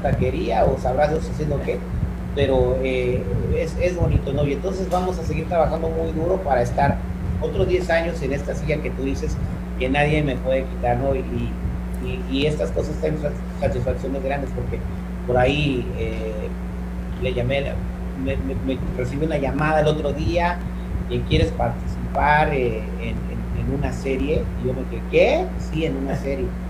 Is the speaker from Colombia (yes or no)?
no; Morelia, Michoacán, Mexico; moved away as an adult; also born or lived in San Francisco, California, United States; now in United States; Me siento michoacano porque viví eh, toda mi infancia en Morelia, Michoacán, hasta que me vine a vivir a los Estados Unidos de vuelta a los 18, pero yo nací en, San Francisco, California.